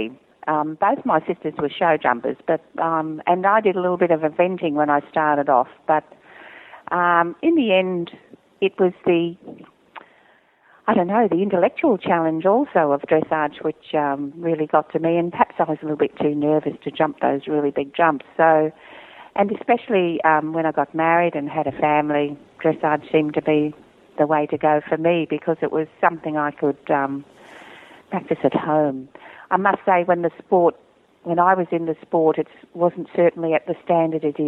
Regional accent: Australia; judging in my home country

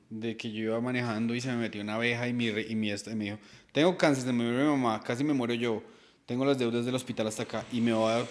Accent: Colombia; moved away as an adult; yo me vine de Colombia aquí a perseguir este sueño

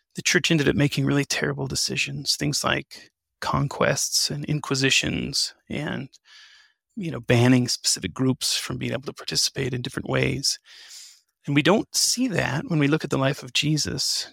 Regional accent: New Mexico, United States; I was born and raised in New Mexico

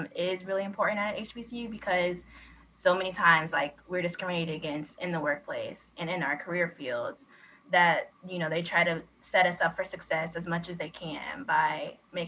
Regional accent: Indiana, United States; I'm from the Midwest, so it's pretty, in Indiana, it's slow here

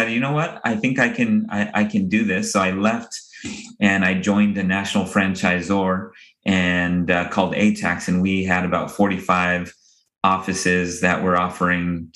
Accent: Denver, Colorado, United States; when I was growing up in Denver

